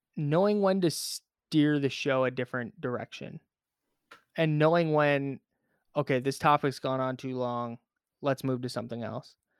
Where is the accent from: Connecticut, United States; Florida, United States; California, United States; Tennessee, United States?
California, United States; Bay Area; I grew up in the Bay Area.